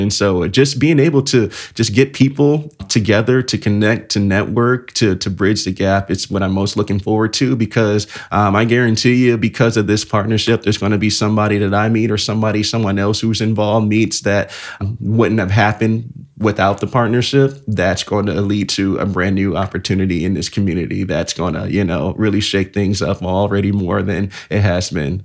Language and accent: English; Elkhart, Indiana, United States; I am from Elk Garden, Indiana, born and raised. So the city with the heart